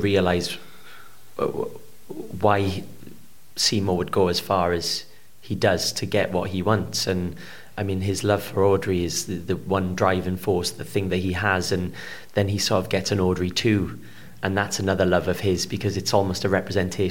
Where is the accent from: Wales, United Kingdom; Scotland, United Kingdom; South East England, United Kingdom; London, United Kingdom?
Wales, United Kingdom; Port Talbot; I'm from Port Talbot, which is sort of known for either its steel or its actors